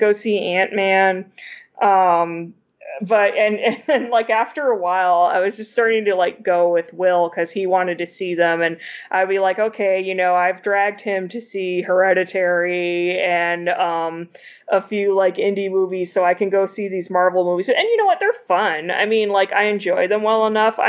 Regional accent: Virginia, United States; also born or lived in Massachusetts; I moved away from Massachusetts when I was 4. I grew up in Virginia

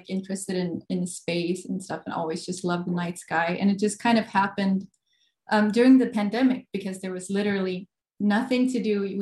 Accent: Gothenburg, Västra Götaland, Sweden; moved away as an adult; Uh, Sweden, Gothenburg, Sweden.

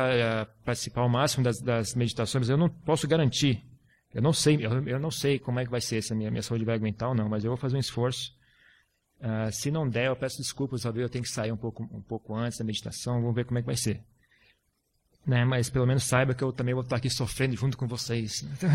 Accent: Brazil; moved away; eu estou muito tempo fora do Brasil, 10 anos. E meu português também, agora até que tá legal

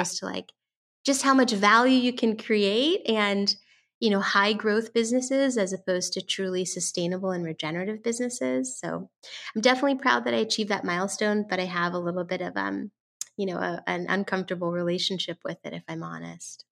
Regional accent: San Francisco, California, United States; I am talking y, to you today from San Francisco, California, which is actually my hometown. I was born and raised here

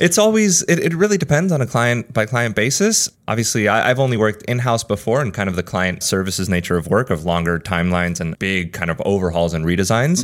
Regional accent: United States; moved away as an adult; also born or lived in Spain; now in New York, United States; I grew up in the States. Essentially from six to eighteen, I lived here for like ten or eleven years

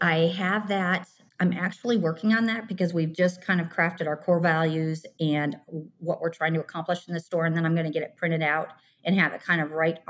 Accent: northern Michigan, United States; I am located in my hometown in northern Michigan, which has a large population of 2,700 people. It borders Lake Huron. So it's a very remote area.

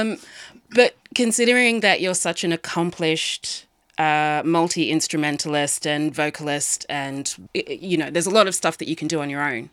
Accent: Sydney, New South Wales, Australia; I'm from Sydney

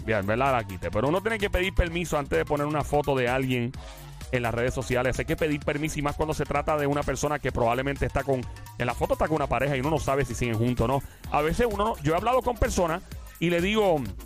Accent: Puerto Rico; Somos los puertorriqueños

